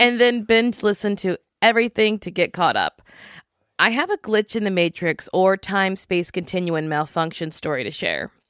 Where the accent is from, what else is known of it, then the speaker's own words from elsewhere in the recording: Louisiana, United States; I'm from Louisiana